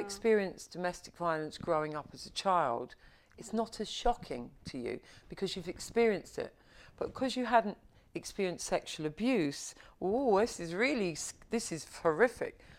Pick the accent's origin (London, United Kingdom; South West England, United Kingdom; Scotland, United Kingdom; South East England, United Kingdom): London, United Kingdom; I was born and bred in Covent Garden